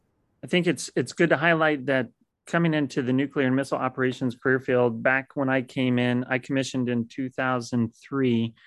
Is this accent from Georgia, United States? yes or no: no; Great Falls, Montana, United States; born there; I was born in Great Falls, Montana, when he was doing his crew assignment up there in the 10th and 12th missile squadrons.